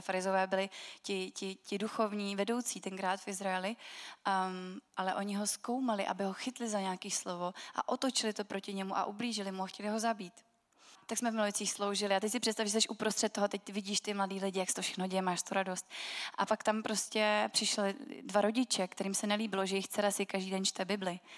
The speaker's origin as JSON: {"language": "Czech", "town": "Milovice", "region": "Central Bohemian Region", "country": "Czechia", "said": "A já jsem z Milovic a to je město, který má velmi zajímavou historii"}